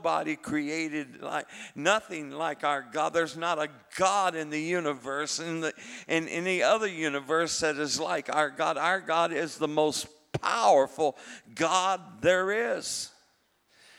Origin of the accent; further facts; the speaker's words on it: Texas, United States; I am a Texan, and I'm a Holy Spirit Texan.